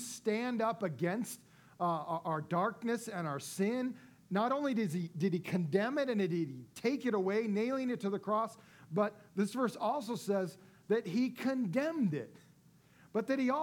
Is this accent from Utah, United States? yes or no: no; Las Vegas, Nevada, United States; my hometown of Las Vegas